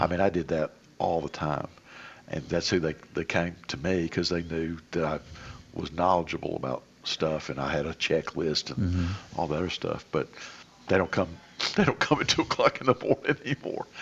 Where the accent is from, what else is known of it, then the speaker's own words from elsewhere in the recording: Lebanon, Tennessee, United States; growing up in Lebanon